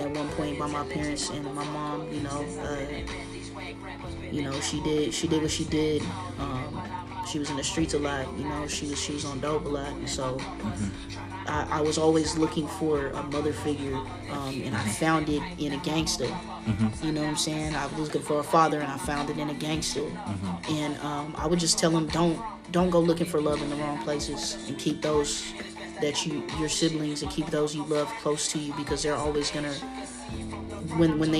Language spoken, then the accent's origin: English; Lakewood, Washington, United States; also born or lived in Indio, California / Tacoma, Washington / Tri-Cities, Washington; I was raised in Lakewood.